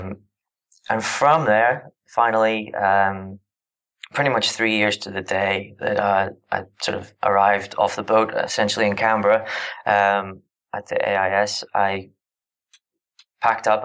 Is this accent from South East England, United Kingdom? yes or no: no; Northern Ireland, United Kingdom; moved away as an adult; now in Australia; I'm from Northern Ireland originally. I'm in Australia at the moment